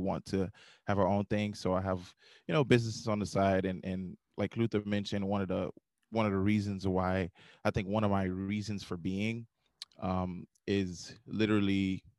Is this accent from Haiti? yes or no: yes; Haiti; moved away; also born or lived in Far Rockaway, New York, United States; I was actually born in Far Rockaway, New York, but I was raised in Haiti. I go to Haiti almost every year until probably about 2019, 2020.